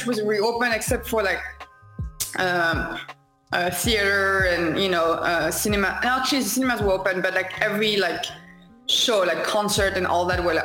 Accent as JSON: {"language": "English", "country": "France", "also_born_or_lived": "Chicago / Long Beach", "second_language": "English", "moved": "as an adult", "said": "I'm from France initially. I moved to like Long Beach a couple of years ago"}